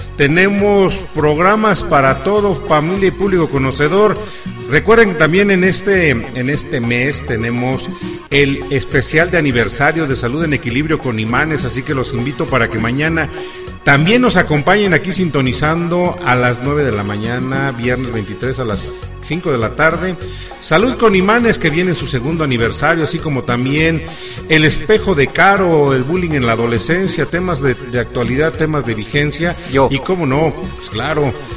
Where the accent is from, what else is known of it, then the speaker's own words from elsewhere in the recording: Mexico; así somos los mexicanos